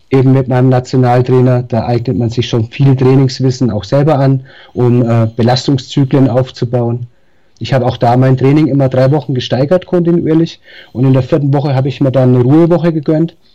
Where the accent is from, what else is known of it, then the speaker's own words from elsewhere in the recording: Darmstadt, Hesse, Germany; born there; accent: Franconian; now in Nuremberg, Germany; ich lebe seit 20 Jahren in Nürnberg, bin zwar gebürtiger Darmstädter, aber ja, Nürnberg